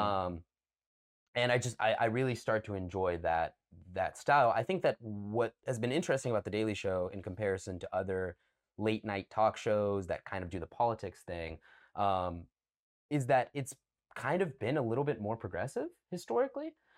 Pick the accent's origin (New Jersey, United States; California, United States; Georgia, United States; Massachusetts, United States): Georgia, United States; Cumming; moved away; I'm from the city of Cumming, C U M M I N G.